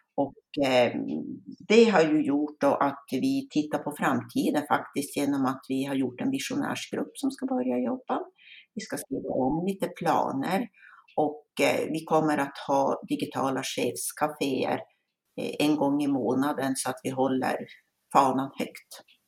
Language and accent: Swedish; Älvsbyn, Norrbotten County, Sweden; kommer jag från Älvsbyn här i Norrbotten